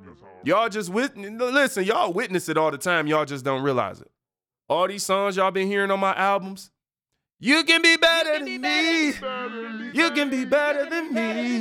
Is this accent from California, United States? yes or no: no; Detroit, Michigan, United States; I watched a live stream in my hometown of Detroit, Michigan.